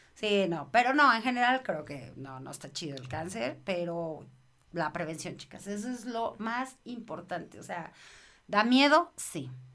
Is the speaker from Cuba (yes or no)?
no; Mexico; soy mamá mexicana